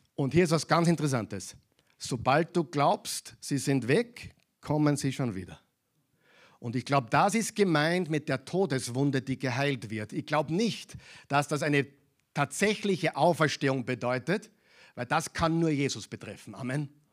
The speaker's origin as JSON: {"language": "German", "country": "Austria", "said": "bei uns in Europa, in Österreich"}